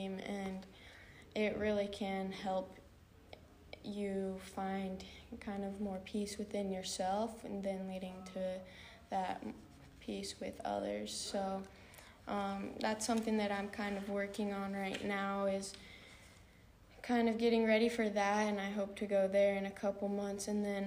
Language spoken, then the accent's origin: English; Boise, Idaho, United States; moved away as an adult; now in Hawaii, United States; I'm from Boise, Idaho, and I've been here at BYU Hawaii for about a year and a half now.